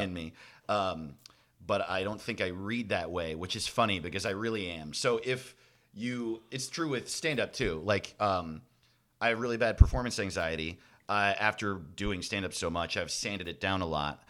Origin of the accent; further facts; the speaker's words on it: Orange County, New York, United States; moved away; also born or lived in Los Angeles; I grew up in Orange County, New York